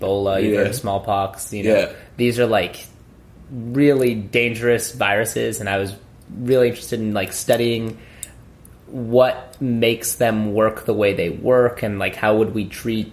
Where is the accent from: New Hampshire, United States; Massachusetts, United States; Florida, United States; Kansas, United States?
Massachusetts, United States; Newton; moved away as an adult; also born or lived in Virginia; now in Washington, D.C., United States; I was born in 1990 in Boston, and I grew up there, went to, you know, elementary school, middle school, high school, all in Newton